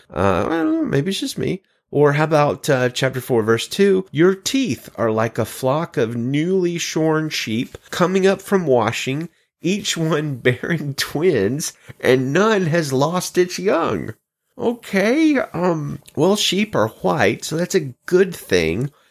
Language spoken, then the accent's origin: English; Birmingham, Alabama, United States; moved away; I'm actually from Birmingham, Alabama